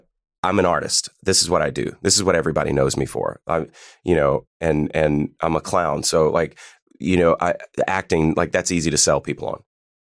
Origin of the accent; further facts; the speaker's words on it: Pennsylvania, United States; I'm from Pennsylvania, so he was like seeing them when they before they even blew up